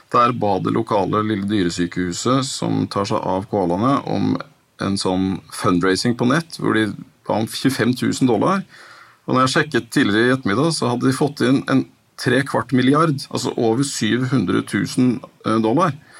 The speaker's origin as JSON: {"language": "Norwegian", "country": "Norway", "said": "som nordmann"}